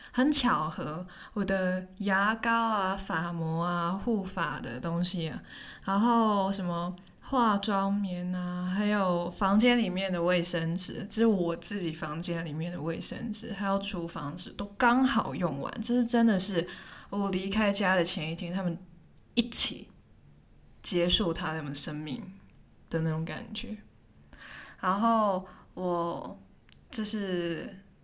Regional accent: Hong Kong; moved away as an adult; now in Taipei, Taiwan; 我也是香港人

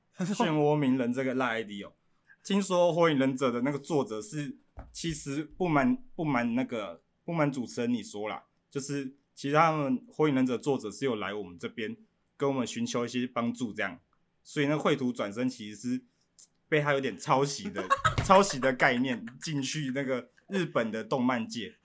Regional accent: Banqiao, New Taipei, Taiwan; 一个从板桥来的少年

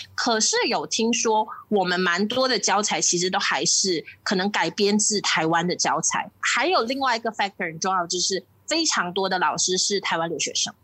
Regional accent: Malaysia; 我们马来西亚华人

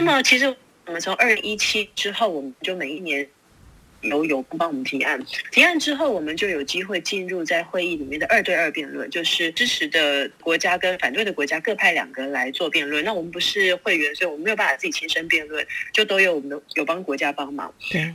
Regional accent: Taiwan; 我是台湾来的

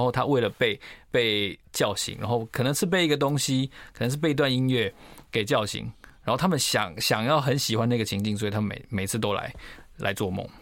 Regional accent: Taiwan; 那我们台湾人很喜欢去日本

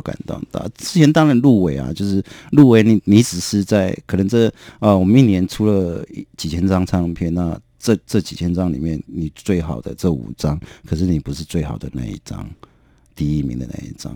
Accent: Kinmen County, Taiwan; moved away; 我的出身比较是一个很保守的封闭的小岛，啊，我金门啊，对，我是金门人

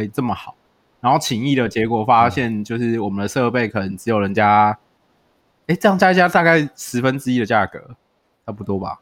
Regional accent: Yujing, Tainan, Taiwan; 我的家乡预警

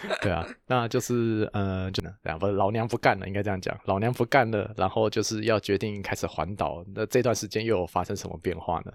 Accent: Taiwan; 至少我们台湾人

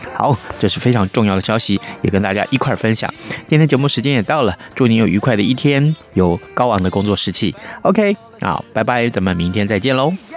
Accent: Taiwan; 我就是台湾人

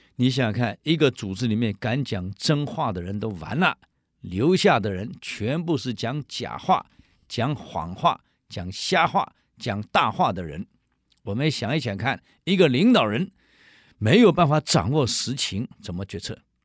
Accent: Taiwan; 我们台湾人

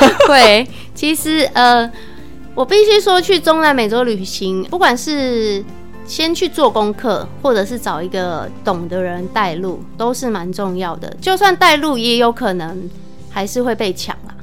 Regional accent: Taiwan; 其实我们台湾人比较习惯听的英语是比较偏美加的

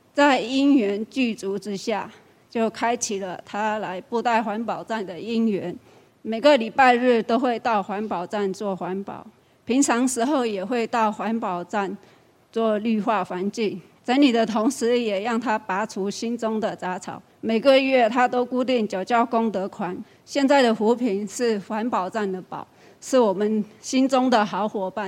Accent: Guilin, Guangxi, China; moved away as an adult; now in Taiwan; 我来自大陆广西桂林，二十多年前来台湾，

